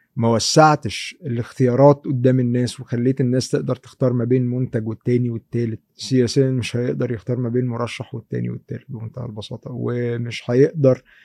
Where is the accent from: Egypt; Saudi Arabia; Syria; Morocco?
Egypt; عندنا في مصر